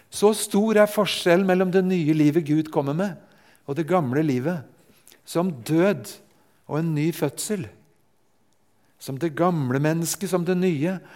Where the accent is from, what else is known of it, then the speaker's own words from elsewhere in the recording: Japan; Jeg er født og vokst opp i Japan.